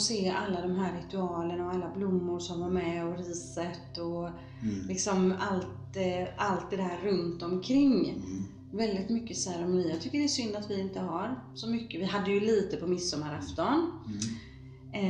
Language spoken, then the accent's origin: Swedish; Gothenburg, Västra Götaland, Sweden; Jag föddes i Bergsjön